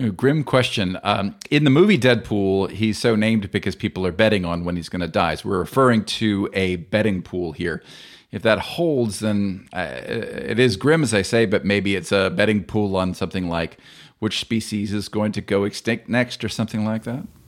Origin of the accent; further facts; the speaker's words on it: United States; accent: American; my American accent